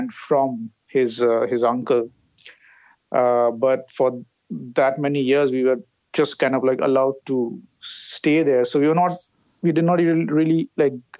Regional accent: Kolkata, West Bengal, India; I grew up in South Kolkata, in a place called Behala.

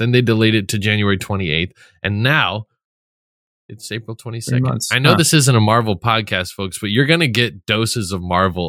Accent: Netherlands; I'm from Holland. Isn't that weird?

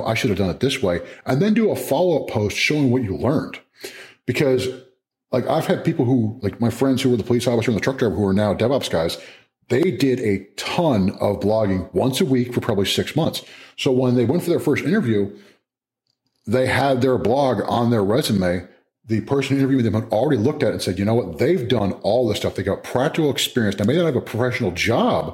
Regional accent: New Jersey, United States; moved away as an adult; also born or lived in California / Louisiana / Maryland; now in Chapel Hill, United States; I'm a Jersey guy originally, man. I'm a Northeast guy. I mean, born in California, raised in Jersey

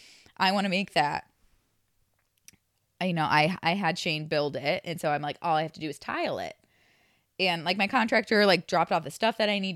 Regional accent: Midwest, United States; I'm from the Midwest. I really enjoy a bargain, you know?

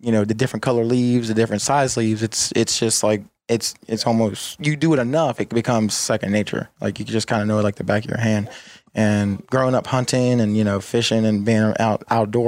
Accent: Woodbridge, Virginia, United States; basically Woodbridge, Virginia / Dumfries, Prince William County. I'm from Virginia

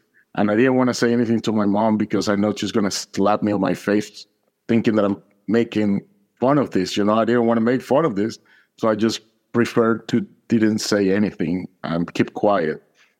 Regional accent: Caracas, Capital District, Venezuela; now in United States; I'm from Caracas, Venezuela. I moved to the States more than 25 years ago. I was raised in a Catholic family.

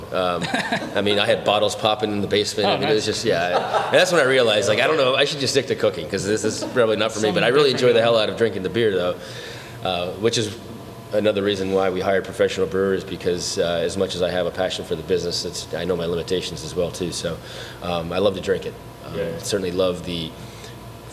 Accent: Harveys Lake, Pennsylvania, United States; moved away as an adult; now in Florida, United States; I'm from the northeastern Pennsylvania area, Harvey's Lake to be exact, Wilkes-Barre

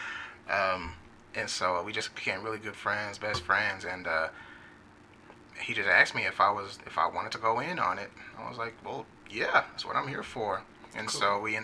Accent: Wichita, Kansas, United States; also born or lived in Hayward, California / Fresno, California; I was born in Hayward, California, which is in the Bay, and then I moved to Fresno, California when I was one or two, and from there we moved to Wichita in 95 when I was 10 years old, and we were here ever since

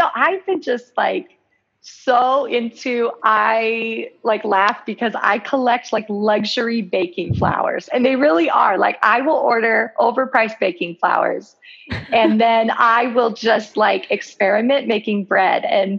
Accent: Colorado, United States; we lived in the same state and we never met in person. Like, come on, that's so bizarre that we're all from Colorado.

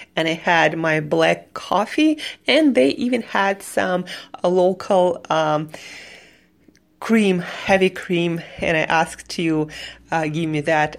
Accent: Siberia, Russia; moved away as an adult; also born or lived in New York City; I am from Siberia and I spent, spent um, mm, last two years in New York City

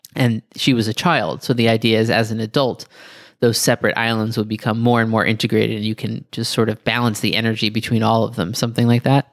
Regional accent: Greece; my childhood memories of running through the pebbles in Greece

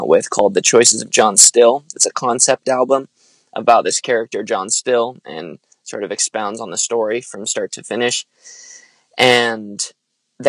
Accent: Lancaster, California, United States; moved away as an adult; now in Santa Barbara, United States; I'm originally from Lancaster, California. It's like an hour north

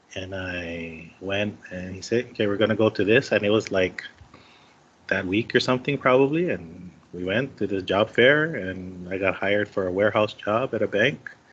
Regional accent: Waipahu, Hawaii, United States; also born or lived in Kauai; born and raised in Hawaii, still living here.

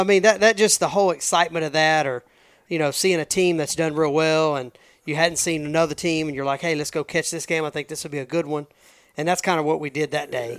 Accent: Cleveland, Texas, United States; we grew up at in Cleveland

